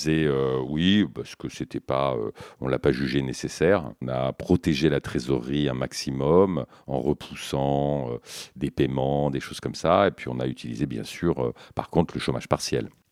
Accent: Brittany, France; also born or lived in Canada / Brazil / United States; je suis breton

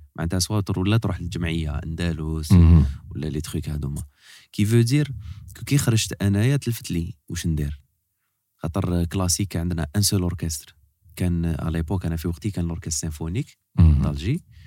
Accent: El Harrach, Algiers Province, Algeria; انا زايد هنا واحد زايد في الحراج كابر في الحراج

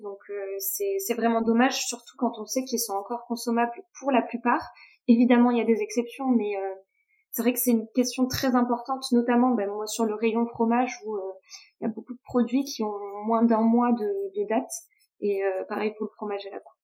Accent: Toulouse, Occitania, France; je suis originaire de, de Toulouse

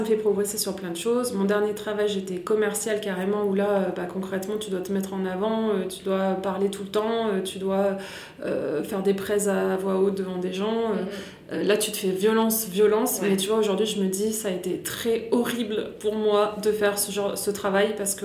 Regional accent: Grenoble, Auvergne-Rhône-Alpes, France; moved away as an adult; also born or lived in Manchester, England / Paris; je viens de Grenoble. Donc je suis née à Grenoble et j'y suis partie à l'âge de 19 ans

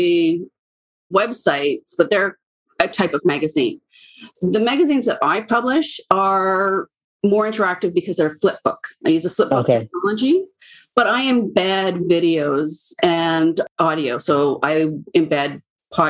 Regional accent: British Columbia, Canada; I was born and raised in British Columbia, Canada, and I currently live downtown Vancouver.

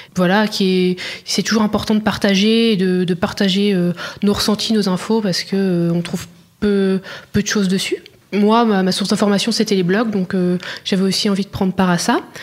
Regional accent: Auxerre, Bourgogne-Franche-Comté, France; moved away as an adult; also born or lived in Dijon; now in Barcelona, Spain; je suis née à Auxerre, en Bourgogne

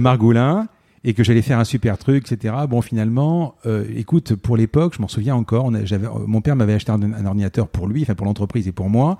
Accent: Marseille, Provence-Alpes-Côte d'Azur, France; Je suis né à Marseille et j'ai grandi, et puis j'y suis euh, depuis euh, quand même quelques années.

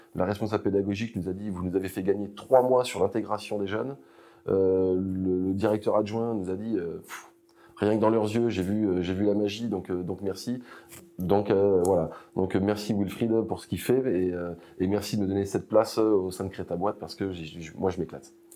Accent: Amboise, Centre-Val de Loire, France; moved away as an adult; je suis originaire d'Amboise, en Indre-et-Loire

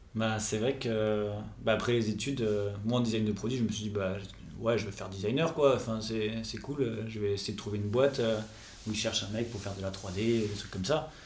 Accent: Toulouse, Occitania, France; moved away as an adult; now in Nantes, France; je suis toulousain de base

